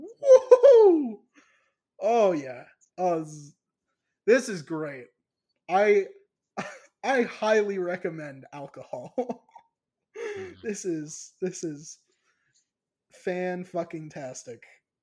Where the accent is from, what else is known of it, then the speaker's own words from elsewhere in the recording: Ireland; I can say that because I'm Irish, you know. Like, it's in my blood, you know.